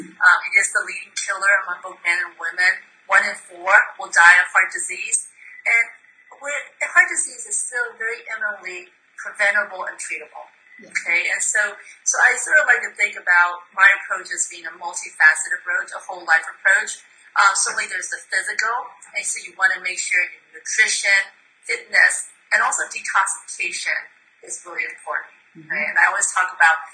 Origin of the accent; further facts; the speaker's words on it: Myanmar; now in United States; I was born in Burma, now Myanmar, and my mom's a physician